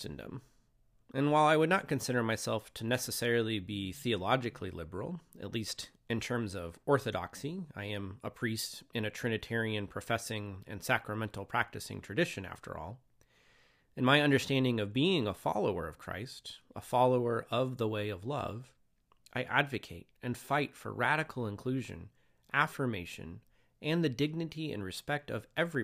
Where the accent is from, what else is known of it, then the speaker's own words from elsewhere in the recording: Moses Lake, Washington, United States; also born or lived in Spokane, Washington; now in Longview, United States; I was born and raised in Moses Lake, Washington